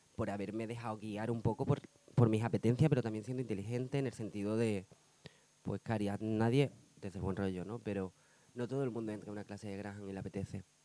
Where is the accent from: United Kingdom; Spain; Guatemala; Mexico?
Spain; Badajoz, Extremadura; also born or lived in Seville; now in Madrid, Spain; soy sevillano. Bueno, realmente soy de Badajoz.